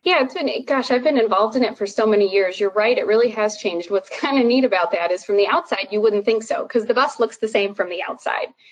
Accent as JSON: {"language": "English", "town": "Chicago", "region": "Illinois", "country": "United States", "tie": "born or raised there", "also_born_or_lived": "Boston / Durham", "moved": "as an adult", "said": "I moved from Boston back to Chicago, outside of Chicago, where I live now, which is where I grew up"}